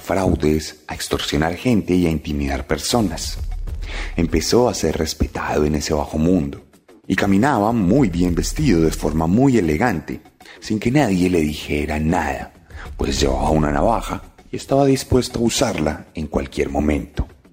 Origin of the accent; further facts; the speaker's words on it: Colombia; aquí en Colombia